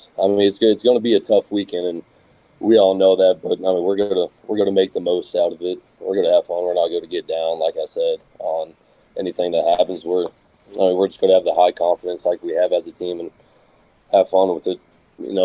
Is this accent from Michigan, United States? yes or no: no; Keller, Texas, United States; moved away; I grew up in North Texas, right outside of pretty much Dallas and Fort Worth